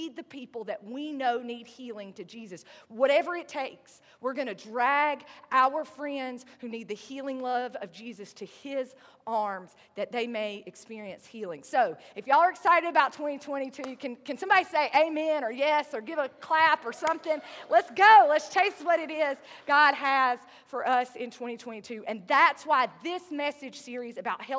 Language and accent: English; the South, United States; accent: southern; My southern accent